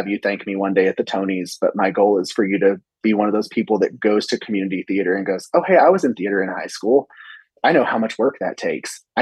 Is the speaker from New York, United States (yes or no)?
no; Sundown, Texas, United States; also born or lived in Abilene, Texas; I grew up in Sundown where I teach